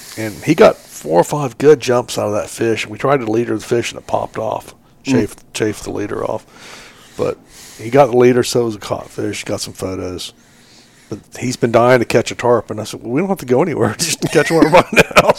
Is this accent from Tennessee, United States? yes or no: no; Southwest Florida, United States; growing up in Southwest Florida